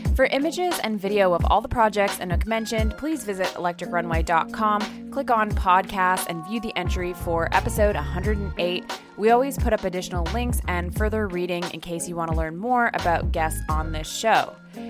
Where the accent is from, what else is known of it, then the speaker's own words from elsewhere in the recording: Toronto, Ontario, Canada; my hometown of Toronto